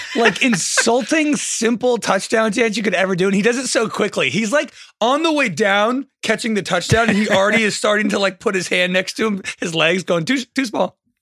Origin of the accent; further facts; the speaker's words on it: the Bay Area, California, United States; I'm from the Bay